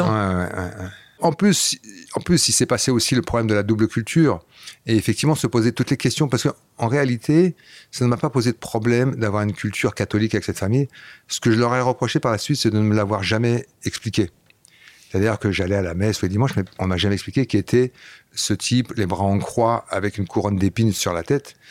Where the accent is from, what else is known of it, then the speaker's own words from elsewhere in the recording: Flanders, Belgium; first language Flemish; French is a second language; moved away; also born or lived in Paris region, France; J'ai grandi là-bas, donc la première langue que j'ai parlé c'était le flamand